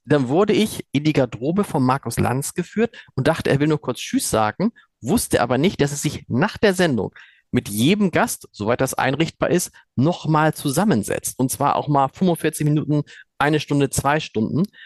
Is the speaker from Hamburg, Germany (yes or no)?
yes; Hamburg, Germany; als Hamburger und als Chefredakteur des Hamburger Amts